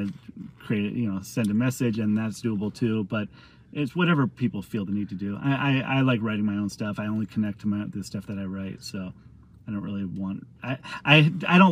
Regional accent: San Diego, California, United States; I grew up in San Diego.

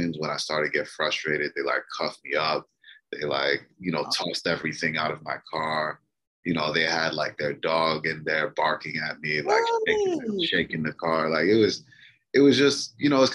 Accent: Maryland, United States; also born or lived in Detroit, Michigan; I was born in Detroit, but I was actually raised in Maryland

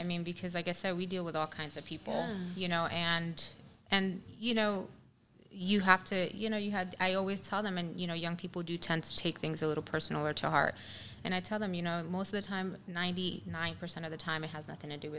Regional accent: New York City, New York, United States; now in California, United States; I'm from New York. I was born and raised in the Bronx. My parents, who were never married, got divorced. You know, it was, a Spanish marriage, right?

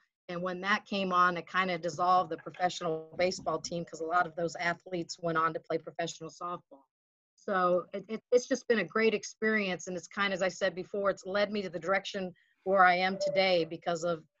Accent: Flint, Michigan, United States; also born or lived in Illinois / Pennsylvania / Arizona; I was born in Illinois, so from up north. And in my early years of school, I lived in Pennsylvania and Arizona, and grew up in my junior high, high school, and college years in Michigan.

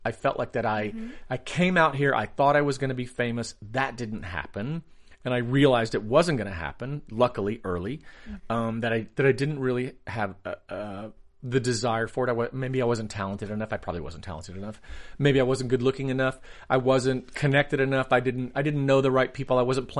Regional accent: the South, United States; You know, I grew up in the South.

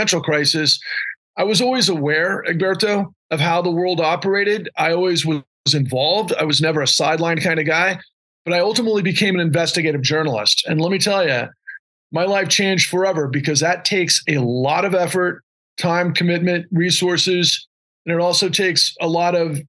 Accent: Houston, Texas, United States; also born or lived in Austin, Texas; I grew up in Houston.

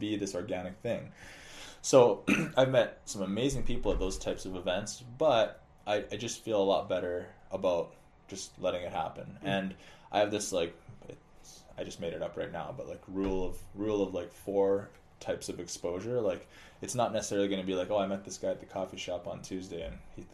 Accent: Alberta, Canada; now in Twin Cities, United States; I'm from Alberta, Canada, so we moved here and we didn't know anybody

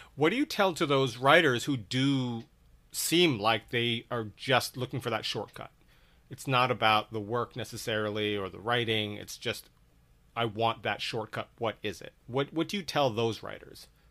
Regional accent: Redondo Beach, California, United States; I grew up in in Redondo Beach

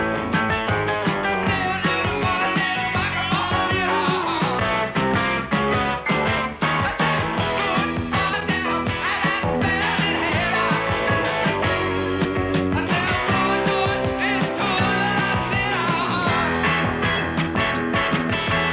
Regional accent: Boston, Massachusetts, United States; My hometown

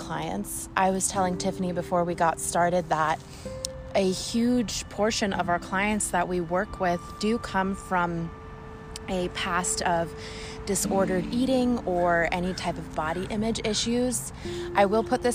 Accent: Southern California, United States; moved away as an adult; now in Oregon, United States; I am currently living up in Oregon. Originally, I'm from Southern California

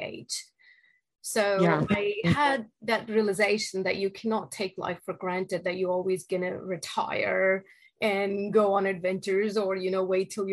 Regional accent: Delhi, India; moved away as an adult; now in United States; So I was born and raised in India, and in Delhi area. And I moved to the United States after finishing my bachelor's in India.

